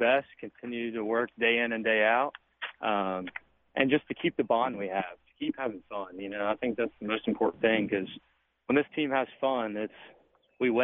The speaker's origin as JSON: {"language": "English", "region": "West Virginia", "country": "United States", "said": "I gave it a shot at West Virginia. It's my home state."}